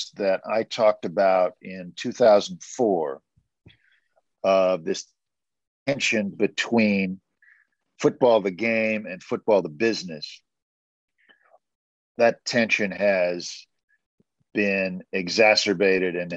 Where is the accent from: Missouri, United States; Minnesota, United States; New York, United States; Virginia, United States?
Missouri, United States; Kansas City; now in Austin, United States; When I was growing up in Kansas City, they had something called the Huddle Club.